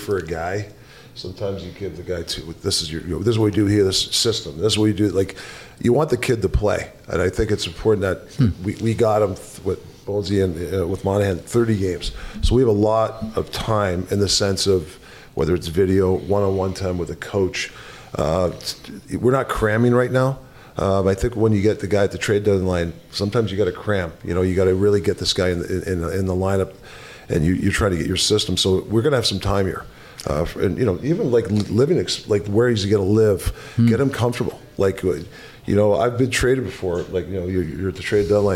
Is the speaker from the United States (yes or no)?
no; Canada; as a Canadian kid